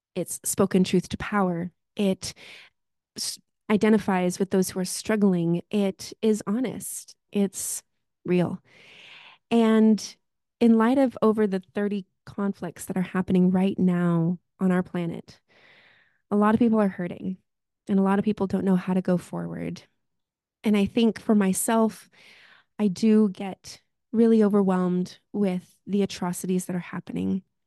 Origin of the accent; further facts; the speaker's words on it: United States; now in Victoria, Canada; am an immigrant from the United States of America